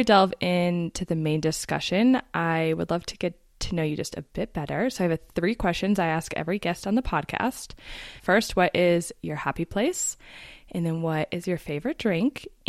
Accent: Colorado, United States; moved away as an adult; we were born and raised in Colorado. We moved away and then moved back pretty quickly

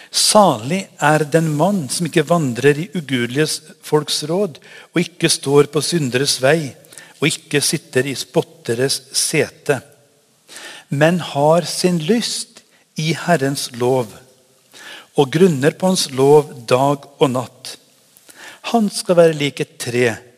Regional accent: Trøndelag, Norway; now in Haugesund, Norway; Jeg er trønder, men det er lenge siden jeg har bodd der oppe

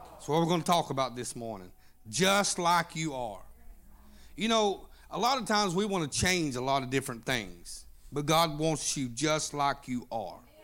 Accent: Oklahoma, United States; I'm from Oklahoma

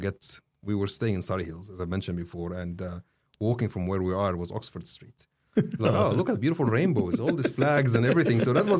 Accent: Egypt; I was like, I'm from Egypt.

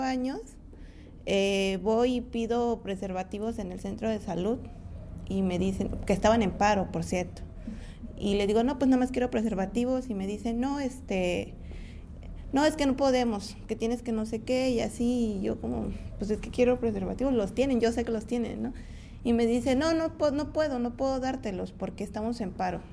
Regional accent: Isthmus of Tehuantepec, Oaxaca, Mexico; soy de Ciudad del Istmo de Tehuantepec

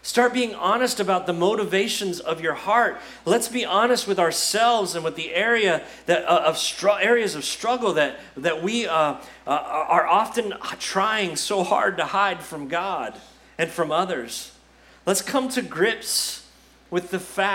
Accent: United States; See, this is part of being an American

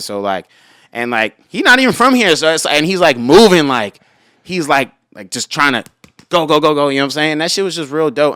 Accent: Los Angeles, California, United States; also born or lived in Rancho Cucamonga; I was born in Hollywood and I stayed here until I was, like, fourteen, and then I moved to Rancho Cucamonga.

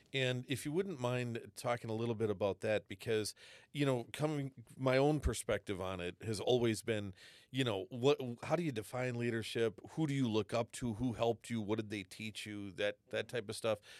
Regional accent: Wisconsin, United States; moved away; I, I grew up in Wisconsin

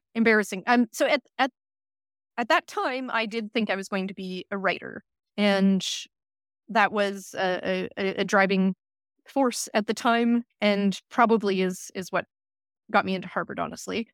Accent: Saskatoon, Saskatchewan, Canada; moved away as an adult; now in Cambridge, United Kingdom; I returned home to my hometown in, in Saskatoon

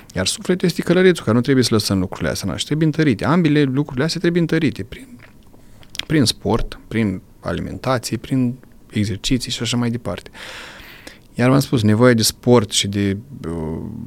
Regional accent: Romania; la noi în sat acolo

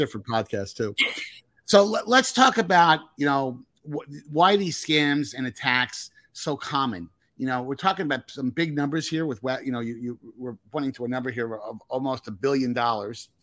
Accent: Northern New Jersey, United States; I'm from Northern New Jersey.

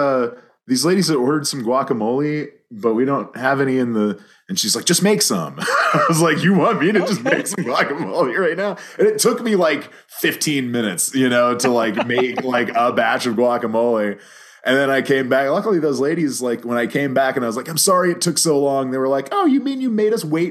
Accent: Santa Fe, New Mexico, United States; born or raised there; also born or lived in Dallas, Texas

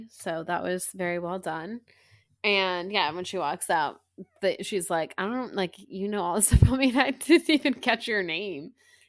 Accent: the South, United States; we're from the South. That's what we do.

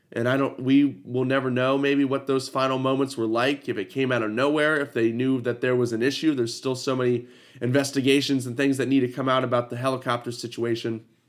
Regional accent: Ohio, United States; I'm from Ohio.

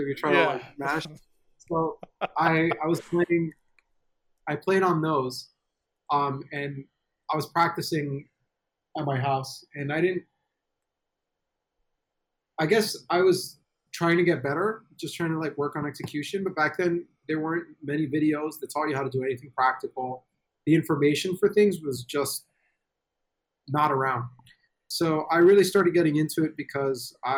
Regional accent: New York, United States; I'm from New York

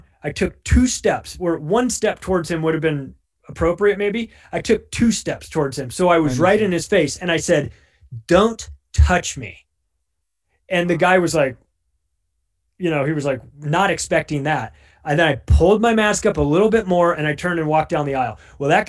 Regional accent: Southern California, United States; moved away as an adult; now in Denver, United States; I'm from Southern California

